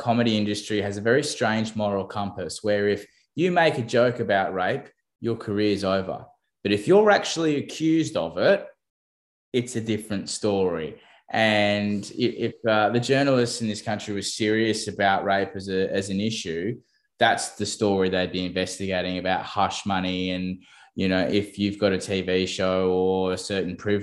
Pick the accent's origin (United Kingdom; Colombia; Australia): Australia; New South Wales Central Coast; first language English; growing up on the New South Wales Central Coast